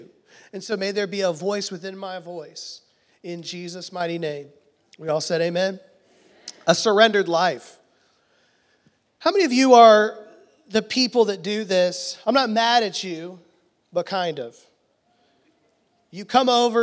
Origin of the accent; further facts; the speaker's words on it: Houston, Texas, United States; I'm from Houston